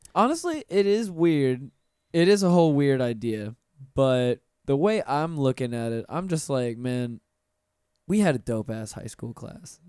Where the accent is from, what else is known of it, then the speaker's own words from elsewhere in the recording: Pensacola, Florida, United States; moved away as an adult; I'm from, born and raised in Pensacola